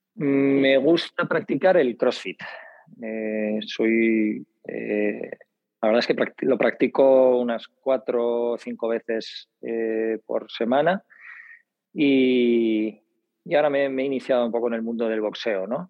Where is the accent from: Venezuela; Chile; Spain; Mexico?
Spain; Bilbao, Basque Country; now in Madrid, Spain; Yo soy de Bilbao, vivo en Madrid